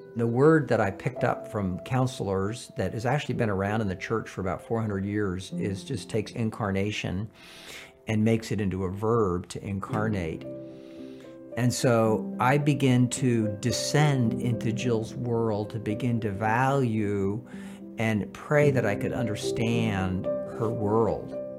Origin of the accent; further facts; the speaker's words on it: San Francisco, California, United States; I was born in San Francisco